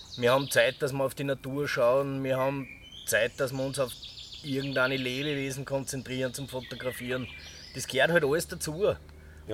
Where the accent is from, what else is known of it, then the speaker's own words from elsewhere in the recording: Irdning, Styria, Austria; ich komme aus der Scheiner Obersteiermark, speziell jetzt aus Irtning